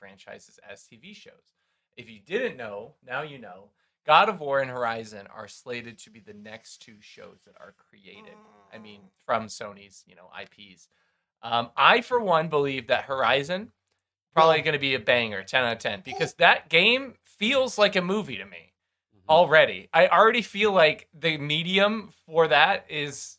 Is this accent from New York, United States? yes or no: no; Massachusetts, United States; We're all from Massachusetts here